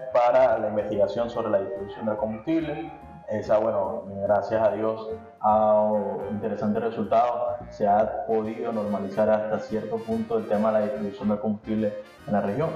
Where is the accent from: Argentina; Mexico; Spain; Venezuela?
Venezuela; Los venezolanos no estamos acostumbrados a tener a las familias separadas